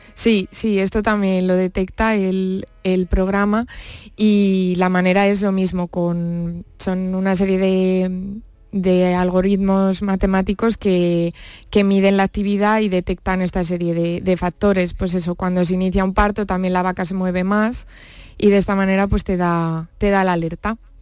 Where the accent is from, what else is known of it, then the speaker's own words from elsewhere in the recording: Brihuega, Castilla-La Mancha, Spain; moved away as an adult; now in Jerez, Spain; yo nací en Brihuega, que es un pueblo de la provincia de Guadalajara